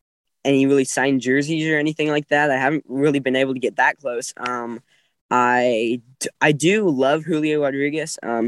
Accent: Bellingham, Washington, United States; also born or lived in Seattle, Washington; I was born in Seattle and then I moved up in to Bellingham when I was like 5 or 6.

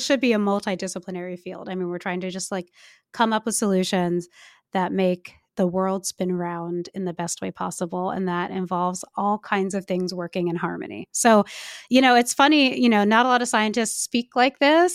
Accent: California, United States; I'm from California

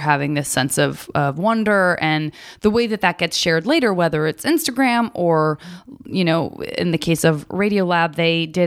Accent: Arizona, United States; I'm from Arizona

